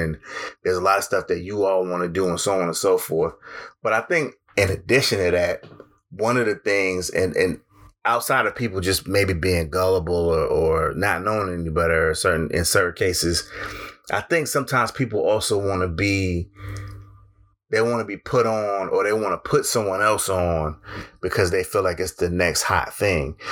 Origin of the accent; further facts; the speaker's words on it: Connecticut, United States; my home state of Connecticut